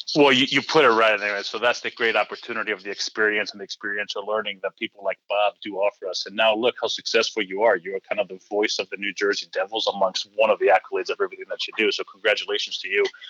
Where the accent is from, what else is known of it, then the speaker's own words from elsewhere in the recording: Greece; moved away as an adult; So I was born and raised in Greece.